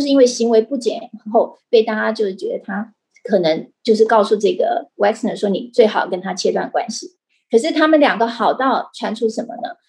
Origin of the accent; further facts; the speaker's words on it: Taiwan; 我们台湾人